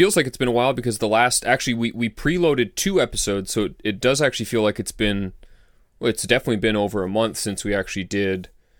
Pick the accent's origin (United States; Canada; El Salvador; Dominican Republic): Canada; we made it to 10 degrees, which is pretty far south for a Canadian.